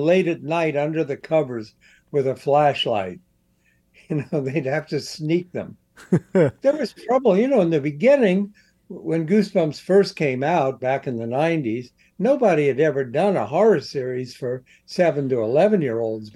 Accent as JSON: {"language": "English", "town": "Columbus", "region": "Ohio", "country": "United States", "tie": "born or raised there"}